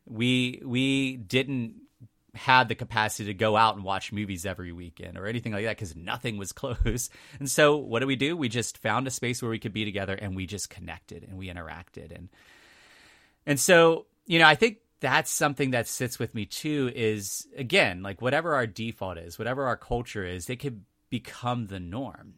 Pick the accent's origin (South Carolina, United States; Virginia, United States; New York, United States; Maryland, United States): Virginia, United States; two counties up from Richmond; now in Richmond, United States; it was just two counties up from Richmond. So, I was close to Richmond.